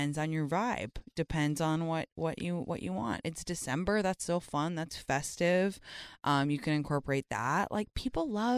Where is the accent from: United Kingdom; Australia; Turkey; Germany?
United Kingdom; London; moved away as an adult; I went to North London Collegiate